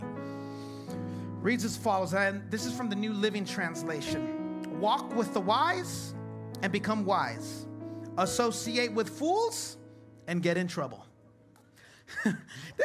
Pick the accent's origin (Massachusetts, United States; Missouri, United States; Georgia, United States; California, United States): California, United States; Chula Vista; also born or lived in San Diego; I grew up in Chula Vista. I am a Chula Vista kid